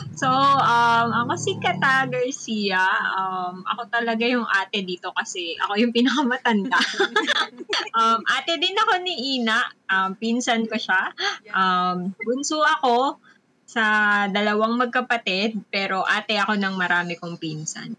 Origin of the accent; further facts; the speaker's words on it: San Mateo, Calabarzon, Philippines; taga San Mateo Rizal ako. So, tungkol dun sa bayan namin